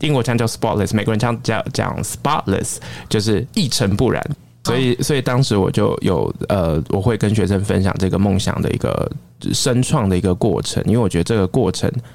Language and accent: Chinese; Taiwan; moved away as an adult; also born or lived in Sydney, Australia; 我在出国之前，我不过就是个小小的一个台湾的警察，我没有想过有一天我会在新南威尔斯大学，我在雪梨念书，我在那边当口译所的讲师